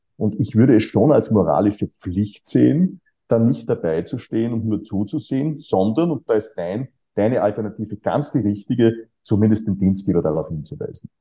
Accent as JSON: {"language": "German", "country": "Austria", "tie": "born or raised there", "said": "ich bin äh, auf dem Land aufgewachsen, Grenze Niederösterreich, Oberösterreich in den 1970er Jahren"}